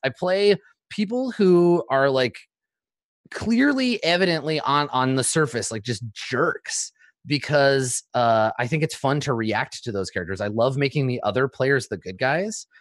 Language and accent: English; Canada; I grew up in Canada